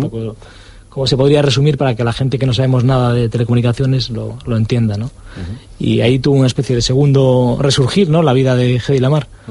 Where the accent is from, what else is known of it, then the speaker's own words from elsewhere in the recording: Galicia, Spain; moved away as an adult; also born or lived in Pontevedra; now in Madrid, Spain; soy gallego